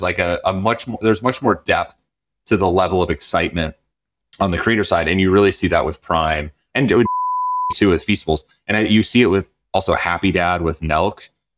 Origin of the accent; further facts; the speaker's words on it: North Dakota, United States; moved away; I am from North Dakota.